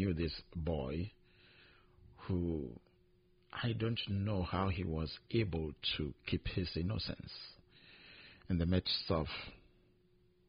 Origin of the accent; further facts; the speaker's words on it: Nigeria; I'm from Nigeria